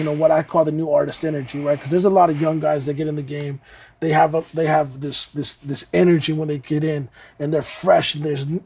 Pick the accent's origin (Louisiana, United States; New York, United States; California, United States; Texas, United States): Texas, United States; Fort Worth; growing up in North Fort Worth